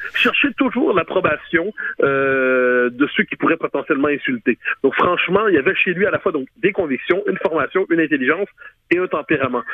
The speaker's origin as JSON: {"language": "French", "region": "Quebec", "country": "Canada"}